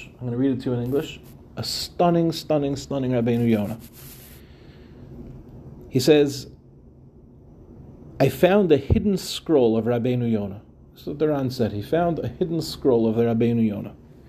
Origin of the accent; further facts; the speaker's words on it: Far Rockaway, New York, United States; When I was growing up, a young boy in Yeshiva Darche Torah in Farakloy